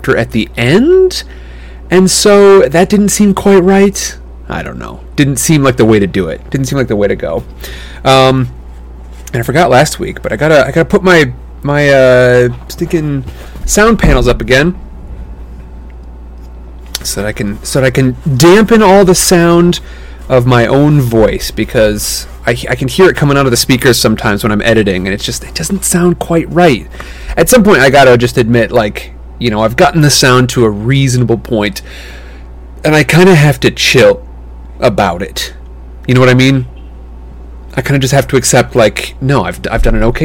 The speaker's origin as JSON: {"language": "English", "region": "Midwest", "country": "United States", "tie": "born or raised there", "moved": "yes", "said": "my hometown back in the Midwest"}